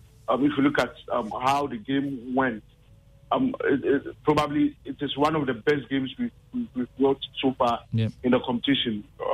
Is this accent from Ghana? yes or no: yes; Ghana